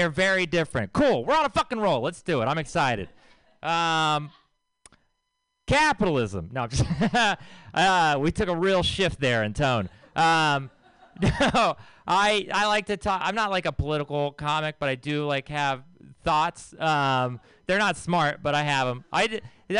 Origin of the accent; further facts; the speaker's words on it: Texas, United States; I'm from Texas